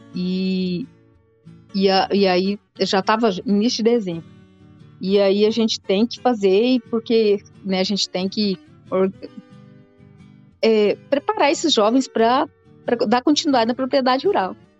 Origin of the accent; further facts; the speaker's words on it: Santa Helena de Goiás, Goiás, Brazil; also born or lived in Rio Verde; nasci em Rio Verde, só nasci, mas sempre morei em Santa Helena. É, até, até início da faculdade, né, eu morei em Santa Helena